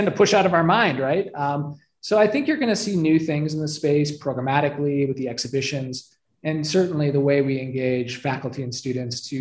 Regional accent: Detroit, Michigan, United States; also born or lived in Flint area, Michigan; I grew up in Metro Detroit, but my dad worked for the government and he got transferred up to Flint and we lived in a small town

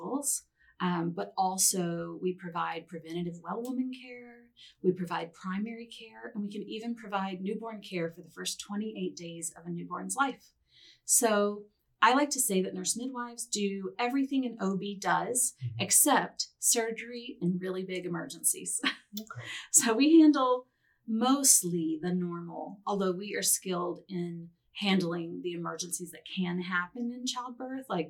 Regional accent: Atmore, Alabama, United States; also born or lived in Champaign-Urbana, Illinois; Born and raised here in Alabama. Shout out to my hometown of Atmore.

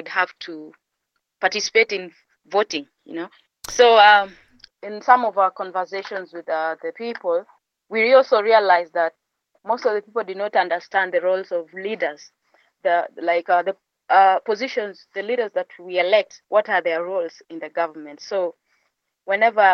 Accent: Bomet County, Kenya; I come from a region called Bomet. It's just next to Kericho County

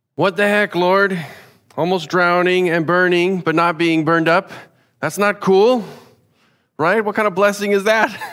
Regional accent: United States; as an American

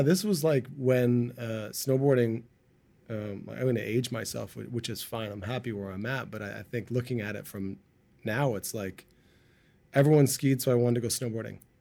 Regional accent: Markham, Ontario, Canada; now in Vancouver, Canada; I grew up in Markham

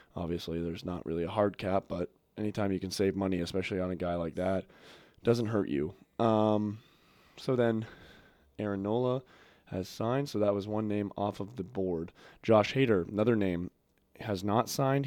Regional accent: Toronto, Ontario, Canada; I grew up in Toronto, near Toronto

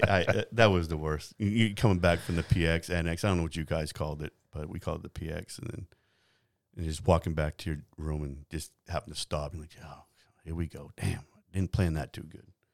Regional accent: New Hampshire, United States; moved away; I grew up in New Hampshire

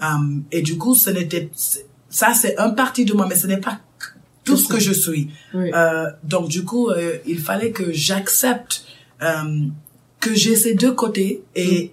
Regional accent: Chicago, Illinois, United States; moved away as an adult; now in Dakar, Senegal; j'ai grandi aux States toute ma vie, à Chicago

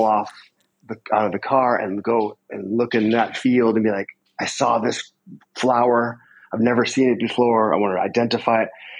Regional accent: Concord, Massachusetts, United States; I grew up in Massachusetts near Walden Pond

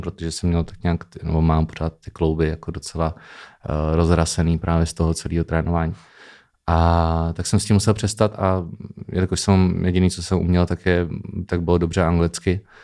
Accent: Opatovice nad Labem, Pardubice Region, Czechia; also born or lived in Chrudim / Bristol, England / Amsterdam, Netherlands; narodil jsem se v eh, Chrudimi, mm-hmm. ale celý život jsem žil v Opatovicích nad Labem.

